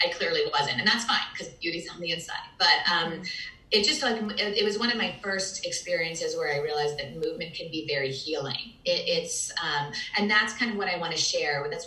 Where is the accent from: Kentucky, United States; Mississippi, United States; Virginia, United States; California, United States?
Virginia, United States; also born or lived in Manhattan, New York; I grew up in mostly in Virginia